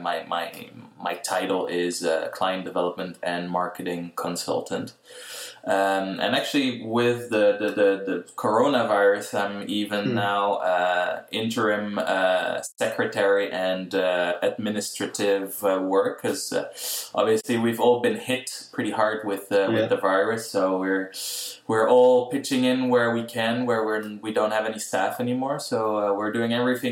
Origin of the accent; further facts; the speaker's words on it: Netherlands; now in Quebec, Canada; I'm from Holland, from the Netherlands